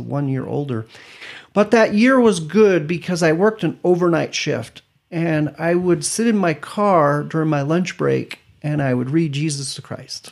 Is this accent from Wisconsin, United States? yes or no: no; Parma, Idaho, United States; also born or lived in Stuttgart, Germany / Oklahoma / Weiser, Idaho; mostly I grew up in Parma, which is not too far from Weezer or Boise